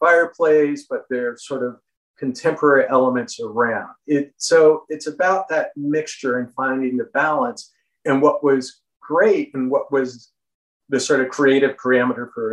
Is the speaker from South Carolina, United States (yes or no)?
no; Florida, United States; moved away; I grew up in Florida